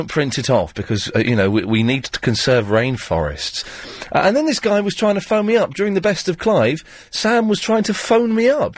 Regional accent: Slough, South East England, United Kingdom; born or raised there

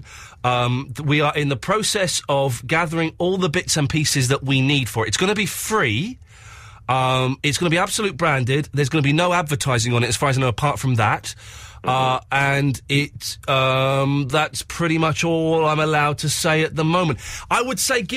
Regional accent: Slough, South East England, United Kingdom; I grew up in Slough

